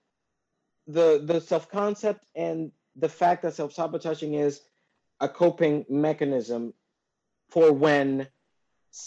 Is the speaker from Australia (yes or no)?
no; Dominican Republic; I'm from the Dominican Republic.